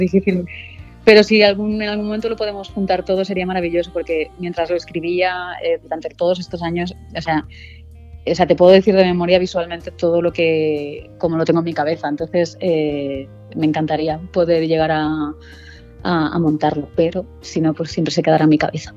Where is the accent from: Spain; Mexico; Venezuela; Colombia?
Spain; Barcelona, Catalonia; moved away as an adult; now in Madrid, Spain; yo sí soy de Barcelona, pero hace, bueno, yo creo que ya 11, 12 años que estoy aquí en Madrid